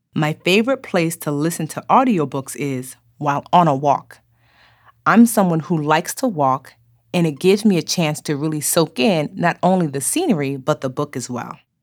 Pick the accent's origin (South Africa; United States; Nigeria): Nigeria; I am Nigerian